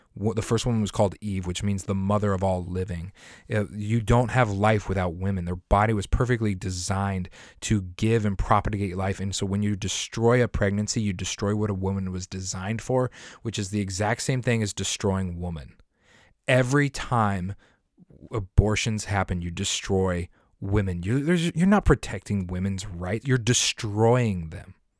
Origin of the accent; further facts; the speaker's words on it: near Denver, Colorado, United States; moved away; I grew up and I lived in Colorado, right next to the city of Denver, like a ten minute drive from the city of Denver